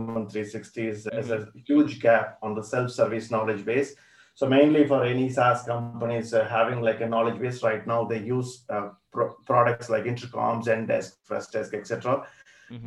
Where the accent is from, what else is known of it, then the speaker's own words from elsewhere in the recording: Coimbatore, Tamil Nadu, India; moved away as an adult; now in London, United Kingdom; my hometown in mm-hmm. Coimbatore